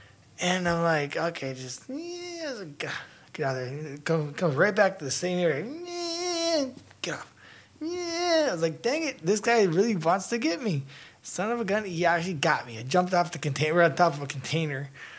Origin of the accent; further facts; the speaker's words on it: United States; born there; I was born here in the States.